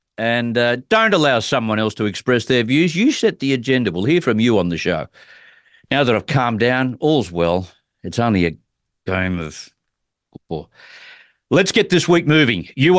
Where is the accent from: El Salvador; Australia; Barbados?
Australia; as an Australian, I'm not as invested